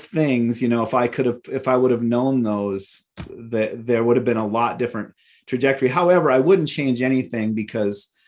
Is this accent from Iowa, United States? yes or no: no; Minot, North Dakota, United States; moved away as an adult; now in Minneapolis, United States; out of Minot, my hometown, to Minneapolis.